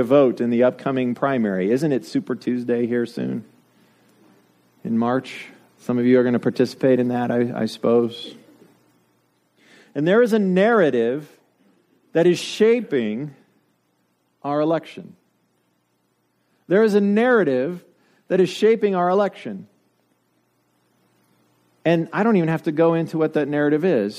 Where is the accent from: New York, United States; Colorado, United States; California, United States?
Colorado, United States; Denver; moved away; I grew up in Denver